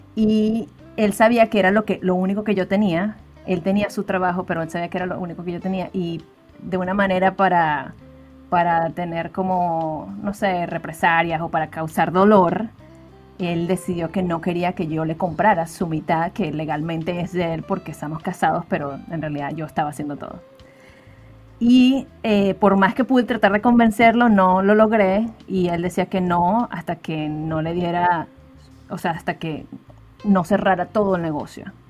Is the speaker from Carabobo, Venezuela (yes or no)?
yes; Valencia, Carabobo, Venezuela; moved away as an adult; Yo soy de una ciudad que se llama Valencia, Venezuela